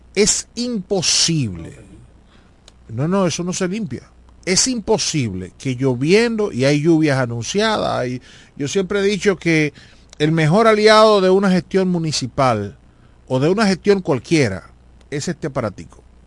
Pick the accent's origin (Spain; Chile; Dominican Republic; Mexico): Dominican Republic; La Romana; Todo lo que somos de la Romana